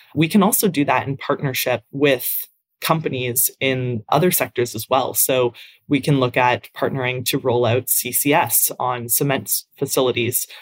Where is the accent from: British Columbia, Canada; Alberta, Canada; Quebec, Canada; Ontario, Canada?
Ontario, Canada; Hamilton; I'm from Hamilton in Canada, in Ontario. It's a big steel town